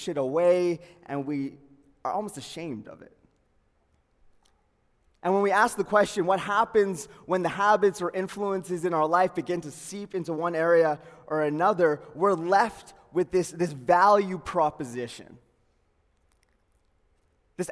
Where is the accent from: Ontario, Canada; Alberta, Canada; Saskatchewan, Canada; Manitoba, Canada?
Alberta, Canada; Calgary; I was born in Calgary, Peter Lougheed Hospital, northeast of Calgary, born and raised, grew up there